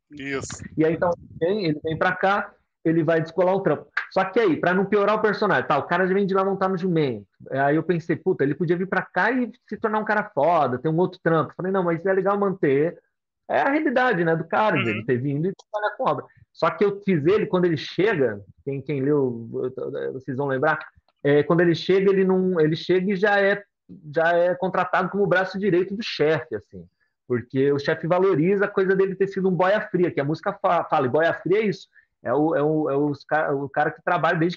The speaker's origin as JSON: {"language": "Portuguese", "town": "Mauá", "region": "São Paulo", "country": "Brazil", "tie": "born or raised there", "said": "Eu cresci no ABC Paulista, numa cidade chamada Mauá, do lado de Santo André"}